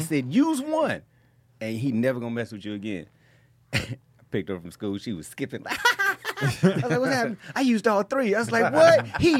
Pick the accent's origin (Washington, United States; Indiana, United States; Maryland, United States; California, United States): California, United States; Oakland; I'm from Oakland, going to schools with white kids.